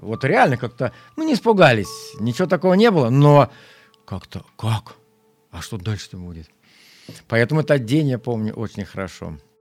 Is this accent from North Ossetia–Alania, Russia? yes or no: no; Zhizdrinsky District, Kaluga Oblast, Russia; Я родился в Жиздринском районе Калужской области, в простой крестьянской семье, деревня Верхняя Ашкова